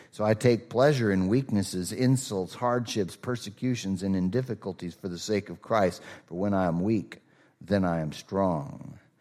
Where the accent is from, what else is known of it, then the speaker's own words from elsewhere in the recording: Rochester, Minnesota, United States; moved away; I'm from Rochester